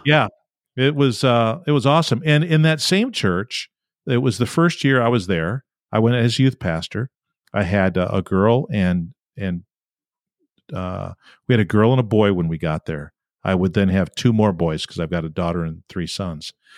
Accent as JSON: {"language": "English", "town": "Rochester", "region": "New York", "country": "United States", "said": "I'm from Western New York, Rochester, New York"}